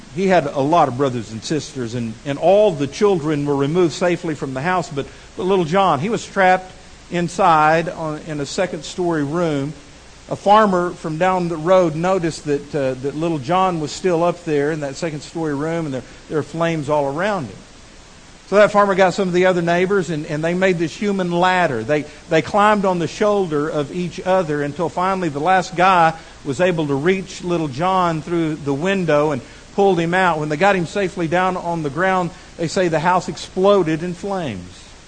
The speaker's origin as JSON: {"language": "English", "region": "Texas", "country": "United States", "tie": "born or raised there", "moved": "yes", "lives_now": "Fort Smith, United States", "said": "I'm a Texan"}